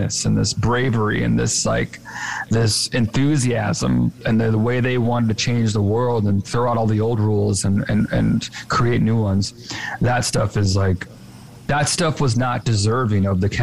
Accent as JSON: {"language": "English", "town": "Chicago", "region": "Illinois", "country": "United States", "said": "we're both from Chicago"}